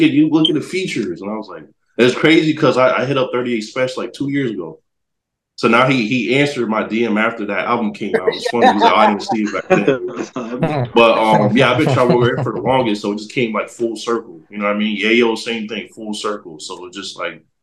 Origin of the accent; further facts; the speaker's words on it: New Haven, Connecticut, United States; I'm from Connecticut, so New Haven over there.